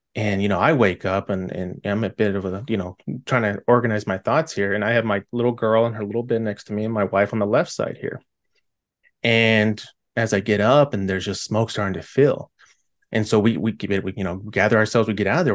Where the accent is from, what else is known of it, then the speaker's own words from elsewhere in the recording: California, United States; I'm from California